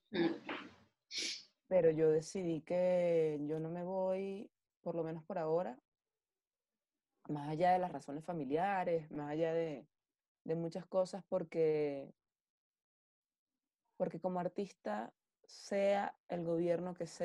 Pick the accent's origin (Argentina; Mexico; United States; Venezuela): Venezuela; nosotros como venezolanos. Em, a ver, Venezuela... Yo no sé si Venezuela es mi Ítaca.